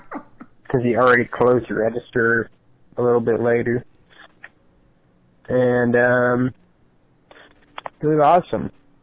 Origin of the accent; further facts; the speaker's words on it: Orange County, California, United States; I'm from Orange County